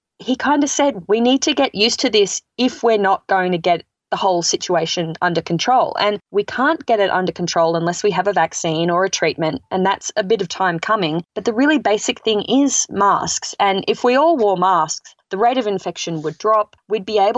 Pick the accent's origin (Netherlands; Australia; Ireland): Australia; moved away as an adult; now in United States